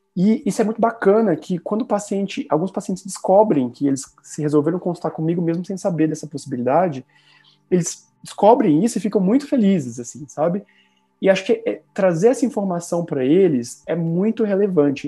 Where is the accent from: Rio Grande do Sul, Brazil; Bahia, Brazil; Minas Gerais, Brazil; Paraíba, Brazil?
Minas Gerais, Brazil; sou mineiro